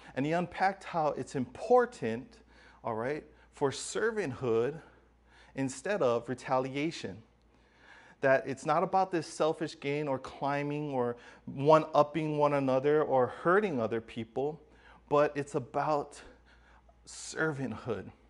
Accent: Hawaii, United States; growing up in Hawaii

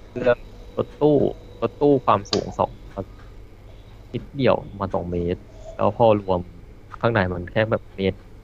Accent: Ang Thong, Thailand; also born or lived in Yala (parents); now in Bangkok, Thailand

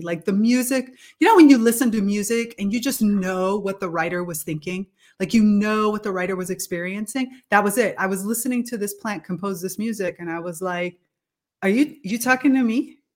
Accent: Miami, Florida, United States; moved away as an adult; now in Italy; Growing up in South Florida, in Miami

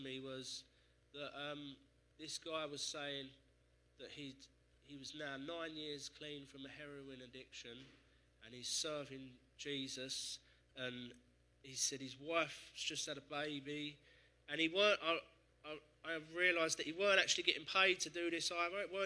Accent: Essex, East of England, United Kingdom; I grew up in Essex

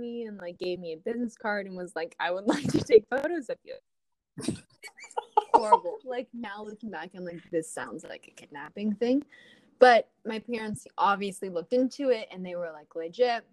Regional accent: Atlanta, Georgia, United States; now in Los Angeles, United States; I was actually born and raised in Atlanta, Georgia

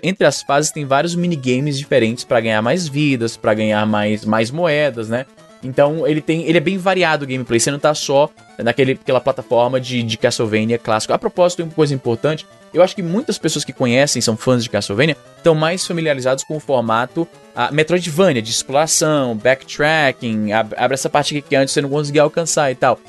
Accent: Fortaleza, Ceará, Brazil; eu sou de Fortaleza

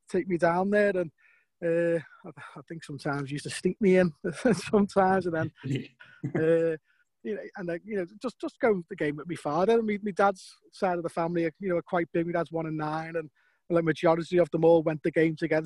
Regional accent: Liverpool, North West England, United Kingdom; I was born in Lowell Street, just off County Road there, yeah, so that's close to the Goodison Park

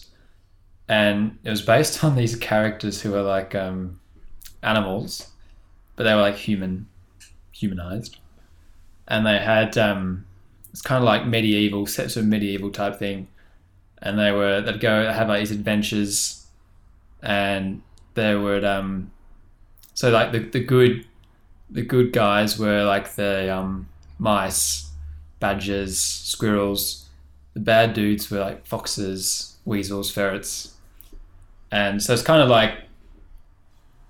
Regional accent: Sydney, New South Wales, Australia; also born or lived in Wahroonga; I grew up in Taramara, which is on the north shore of Sydney.

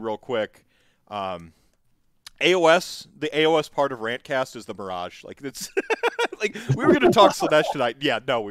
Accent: United States; as an American

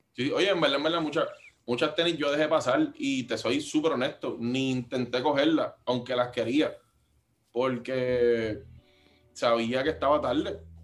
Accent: Carolina, Puerto Rico; Yo soy de Carolina

